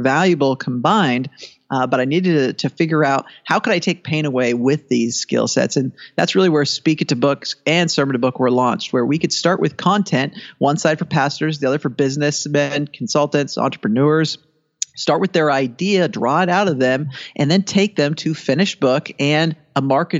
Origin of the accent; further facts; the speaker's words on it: Washington, United States; my home state of Washington State